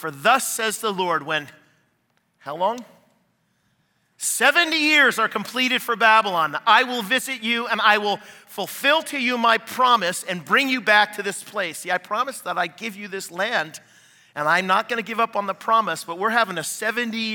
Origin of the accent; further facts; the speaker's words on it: Canada; now in United States; I'm Canadian